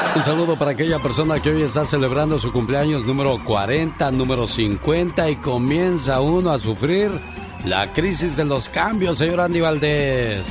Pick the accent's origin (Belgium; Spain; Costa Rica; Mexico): Mexico; Tamaulipas; moved away